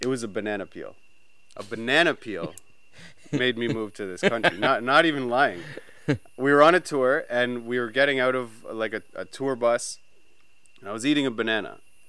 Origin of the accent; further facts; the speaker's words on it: Brampton, Ontario, Canada; We grew up in Canada, near Toronto, in a little town called Brampton.